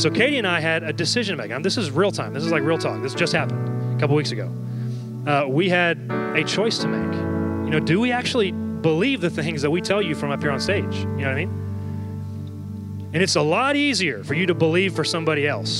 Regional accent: Dallas, Texas, United States; I'm from Dallas, Texas

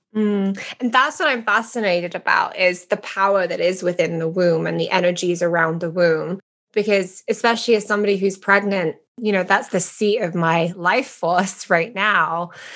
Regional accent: England, United Kingdom; moved away; I love being British

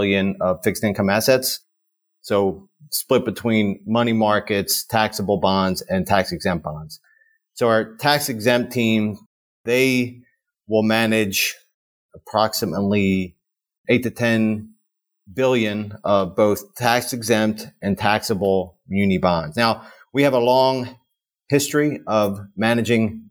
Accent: Marcus Hook, Pennsylvania, United States; I grew up in a town called Marcus Hook, Pennsylvania, which is in Delaware County, south of Philadelphia.

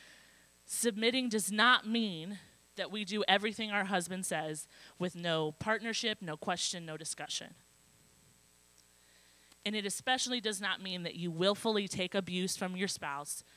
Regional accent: Midwest, United States; I'm from the Midwest. We go all out for holidays, especially Christmas.

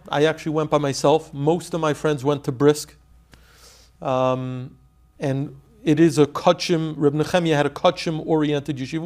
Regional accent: New York City, New York, United States; I grew up in Flatbush, Brooklyn.

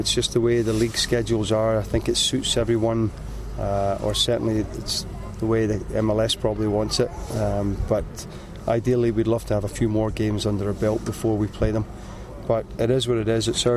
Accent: Canada; as a Canadian

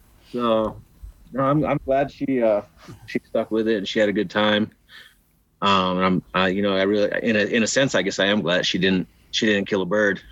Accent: New Mexico, United States; now in Arizona, United States; I was born out in Arizona, raised in New Mexico, always outdoors

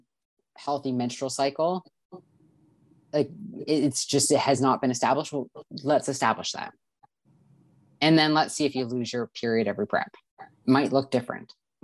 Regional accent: Canada; I'm from Canada

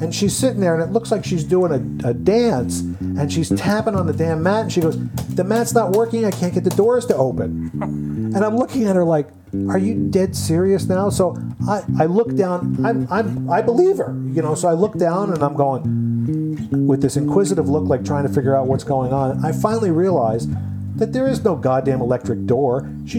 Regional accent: Ohio, United States; No, I'm from Ohio.

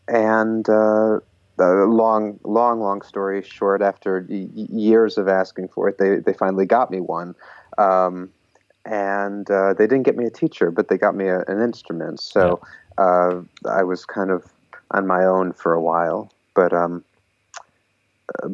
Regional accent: a suburb of Chicago, Illinois, United States; now in New York, United States; I grew up in a suburb of Chicago

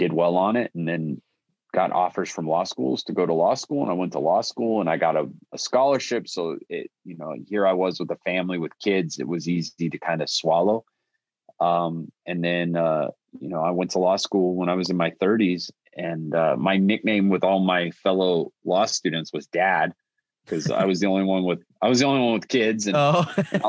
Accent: Italy; So what happened was when I grew up in Italy, we have one television station that was in English and my stepdad would watch.

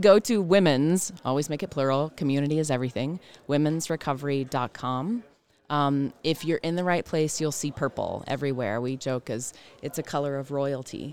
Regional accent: the South, United States; I am from the South

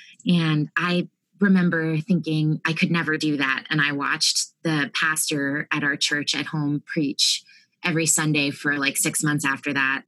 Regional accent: Harrisburg, Pennsylvania, United States; moved away as an adult; now in Austin, United States; I'm from the Harrisburg, Pennsylvania area originally, but now I'm in Austin

